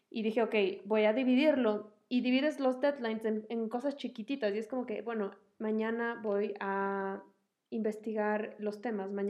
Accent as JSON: {"language": "Spanish", "town": "Quito", "region": "Pichincha", "country": "Ecuador", "tie": "born or raised there", "moved": "as an adult", "lives_now": "Miami, United States", "said": "yo eh, vivo en Miami y yo soy ecuatoriana, viví aquí hasta los 21 años"}